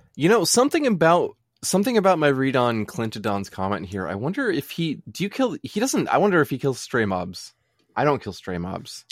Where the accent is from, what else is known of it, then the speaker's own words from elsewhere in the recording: United States; we're American.